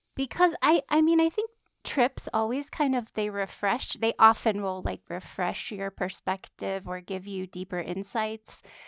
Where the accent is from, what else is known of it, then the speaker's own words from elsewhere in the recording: California, United States; moved away; went to my hometown in California